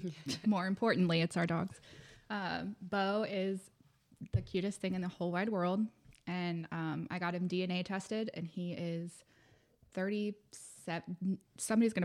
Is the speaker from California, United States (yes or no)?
no; Charlotte, North Carolina, United States; Born and raised in Charlotte.